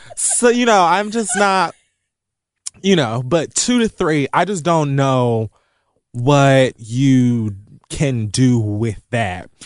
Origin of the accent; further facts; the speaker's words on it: Miami, Florida, United States; now in New York, United States; being from Miami